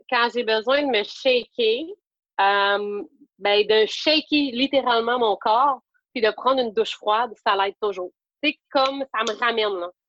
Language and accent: French; Magdalen Islands, Quebec, Canada; je ne cacherai pas que je suis pas de la Madeleine pour rien.